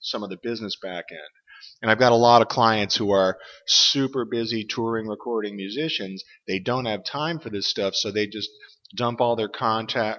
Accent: Boston, Massachusetts, United States; moved away as an adult; also born or lived in Michigan / Chicago / Pacific Northwest; now in Portland, United States; I'm originally from Boston, and I spent about 30 years out there.

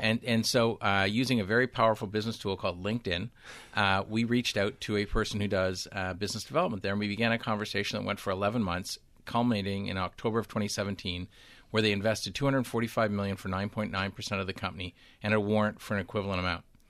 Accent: Canada; I'm from Canada

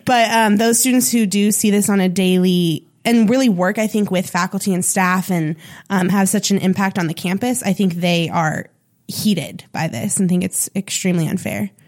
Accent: Sonoma, California, United States; moved away as an adult; now in Chico, United States; my hometown a little bit, Sonoma

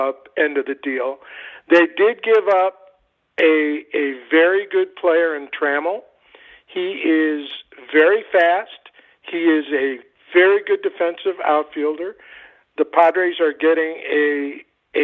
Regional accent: Cleveland, Ohio, United States; I grew up in Cleveland.

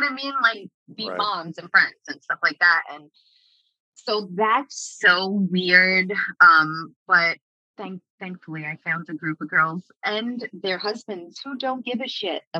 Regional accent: New York, United States; moved away as an adult; now in Missouri, United States; I had people I grew up with in New York

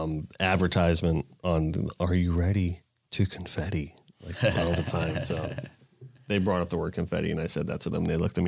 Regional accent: Florida, United States; I remember growing up in Florida, we used to, you know, go surfing a lot

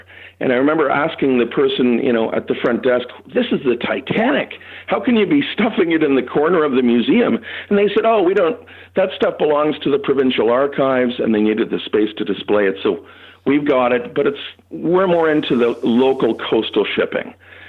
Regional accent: Toronto, Ontario, Canada; For years, growing up in Toronto, which is where I lived, there wasn't much that could be found.

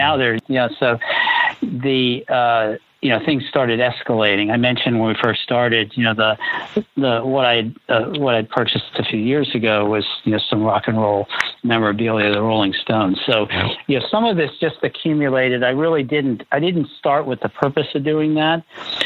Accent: Washington, District of Columbia, United States; I grew up in Washington, D.C., and I'd visit all the Civil War sites

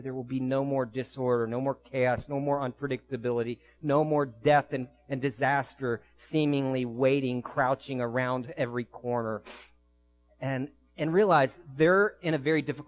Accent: D.C., Northern Virginia suburbs of Washington, United States; I was raised in an urban area, Northern Virginia suburbs of D.C.

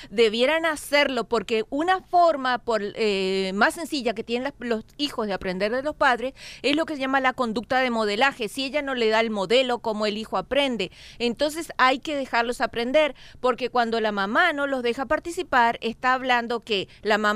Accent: Mexico; Qué pena, qué pena. Como mexicana estoy muy

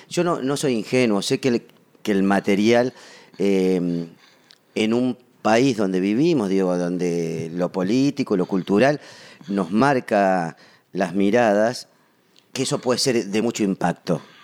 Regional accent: Patagonia, Argentina; also born or lived in Buenos Aires; Nací en Buenos Aires, eh, pero de muy chiquito me fui a vivir a la Patagonia

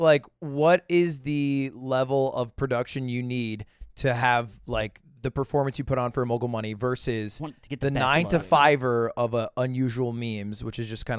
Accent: Nashua, New Hampshire, United States; moved away; my home city of Nashua, New Hampshire, where I was born.

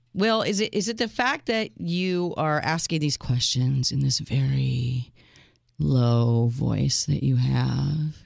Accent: United States; I was the first in my family born in this country

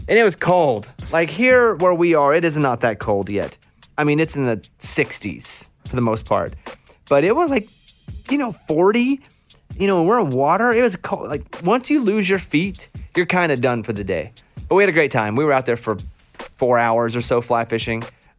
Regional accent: Arkansas, United States; I don't know a lot about fly fishing because I grew up in Arkansas and we did a lot of flat bottom boat fishing.

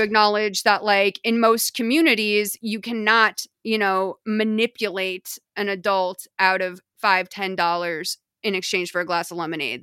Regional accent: Lexington, Massachusetts, United States; growing up in New England

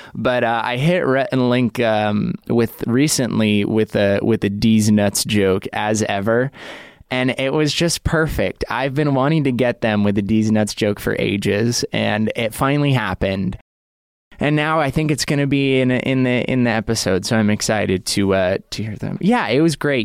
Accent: Idaho, United States; now in Los Angeles, United States; I grew up in Idaho

